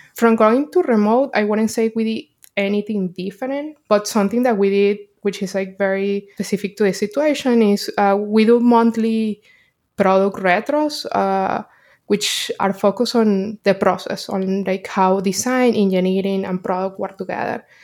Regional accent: Caracas, Capital District, Venezuela; moved away as an adult; now in New York, United States; I'm from Caracas, Venezuela, and I moved to New York, uh, six years ago

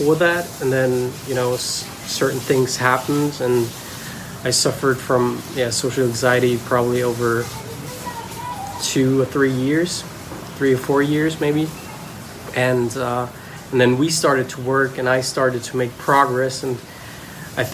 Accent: Germany; I'm from Germany

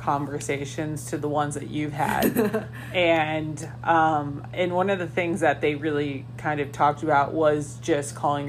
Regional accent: Philippines; I am Chinese, but I'm Filipino.

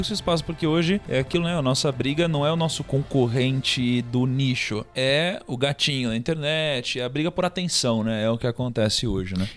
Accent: Praia Grande, São Paulo, Brazil; eu tinha uma boa parte da minha infância que eu passei na Praia Grande

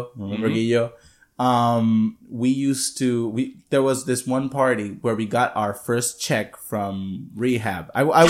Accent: Adjuntas, Puerto Rico; But I came from Adjuntas

